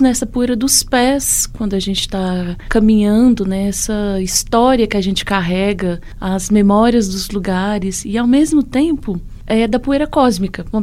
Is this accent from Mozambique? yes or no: no; Pitangui, Minas Gerais, Brazil; now in Moeda, Brazil; nasci em Pitangui, centro-oeste de Minas.